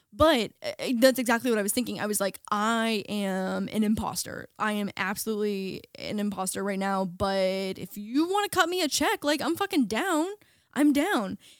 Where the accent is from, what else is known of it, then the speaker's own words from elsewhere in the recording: small town an hour from Toronto, Ontario, Canada; moved away as an adult; now in Los Angeles, United States; was in the States now as a Canadian